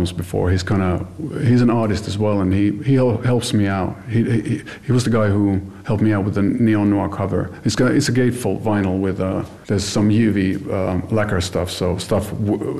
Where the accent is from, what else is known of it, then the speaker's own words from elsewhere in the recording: Finland; I'm not American. B, I'm Finnish